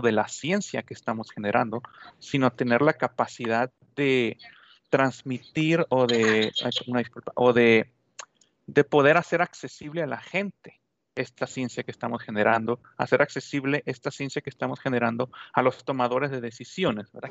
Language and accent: Spanish; Sonora, Mexico; now in Ciudad Juárez, Mexico; yo soy originario de Sonora